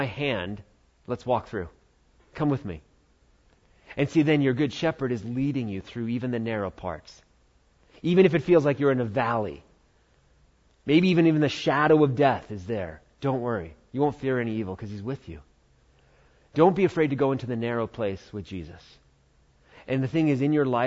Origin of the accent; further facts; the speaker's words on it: United States; we're American